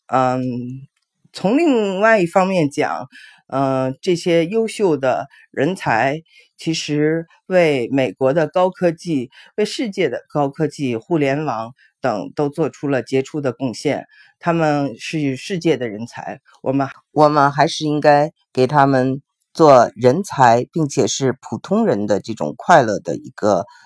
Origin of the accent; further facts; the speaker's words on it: China; now in United States; 因为我们中国人呢，会对一个学霸有非常高的期望值